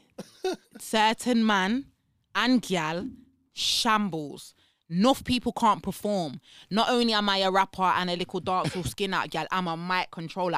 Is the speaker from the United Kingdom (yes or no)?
yes; Leicester, East Midlands, United Kingdom; I'm from Leicester.